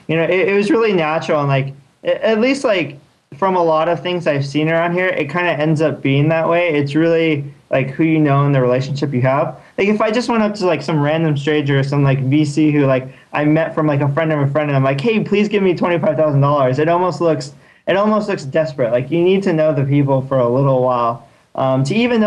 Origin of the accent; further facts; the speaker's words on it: Torrance, California, United States; now in Palo Alto, United States; I grew up in Torrance